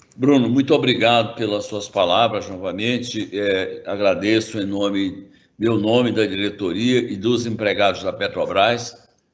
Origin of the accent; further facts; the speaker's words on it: Brazil; como brasileiro